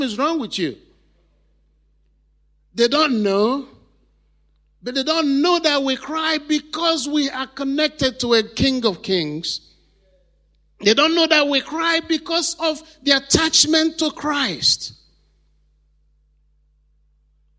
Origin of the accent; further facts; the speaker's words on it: Nigeria; I went to the church in my hometown